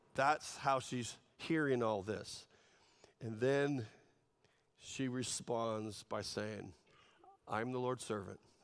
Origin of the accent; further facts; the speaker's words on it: California, United States; I was also from California